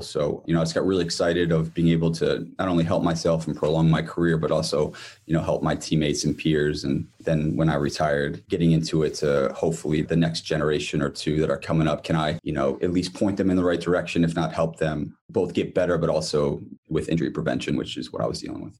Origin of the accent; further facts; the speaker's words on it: Columbus, Ohio, United States; moved away as an adult; now in Bloomington, United States; I'm from Columbus, Ohio, born and raised, and then spent probably half my life here in Bloomington now.